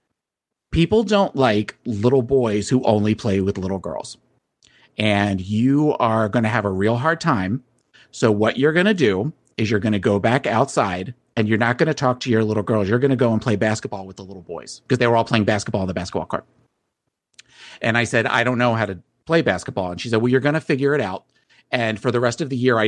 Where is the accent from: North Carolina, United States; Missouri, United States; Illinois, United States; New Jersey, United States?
New Jersey, United States; I grew up in South Jersey, and I grew up in a neighborhood in a township that was very conservative